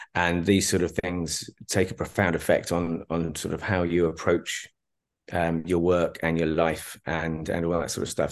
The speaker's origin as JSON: {"language": "English", "town": "Berkhamsted", "region": "East of England", "country": "United Kingdom", "tie": "born or raised there", "also_born_or_lived": "Dubai / London", "moved": "as an adult", "said": "I was left in my hometown of, o-, of, of Berkhamsted"}